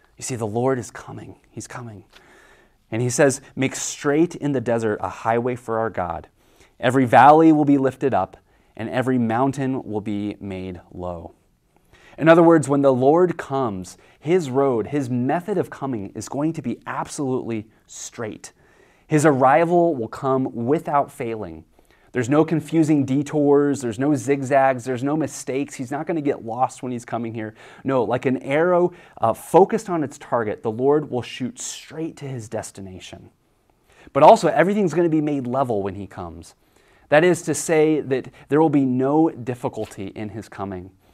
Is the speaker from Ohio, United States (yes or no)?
no; Kansas, United States; I grew up in Kansas